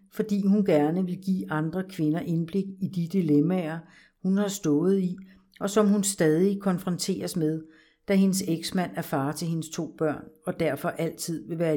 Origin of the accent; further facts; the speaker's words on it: Copenhagen, Capital Region of Denmark, Denmark; Jeg er født og opvokset i København i en almindelig familie, hvor jeg er den ældste af tre søskende.